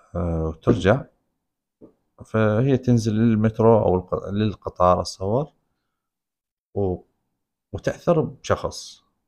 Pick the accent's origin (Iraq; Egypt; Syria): Iraq; احنا بال بالعراق